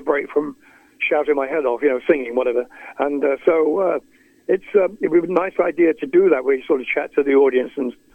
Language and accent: English; Skegness, East Midlands, United Kingdom; moved away; I played in Skegness, my hometown, just recently